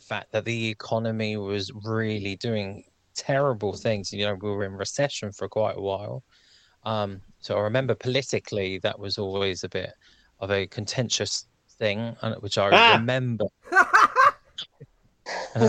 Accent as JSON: {"language": "English", "country": "Ireland", "said": "being Irish"}